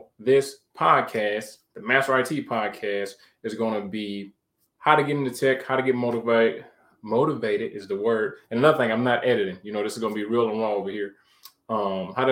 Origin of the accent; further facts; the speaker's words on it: Detroit, Michigan, United States; moved away; from Detroit, Michigan, born and raised.